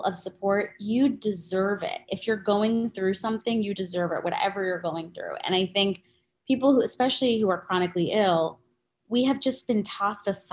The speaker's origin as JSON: {"language": "English", "region": "New York", "country": "United States", "said": "I'm also a New Yorker"}